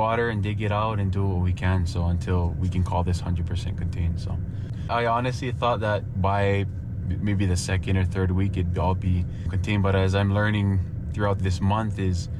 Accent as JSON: {"language": "English", "area": "Maui", "region": "Hawaii", "country": "United States", "tie": "born or raised there", "said": "I'm born and raised on Maui"}